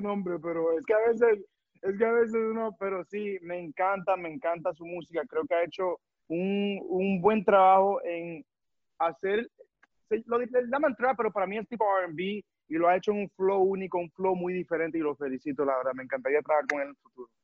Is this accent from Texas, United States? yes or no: no; New York, United States; moved away as an adult; now in Miami, United States; yo me crié en Nueva York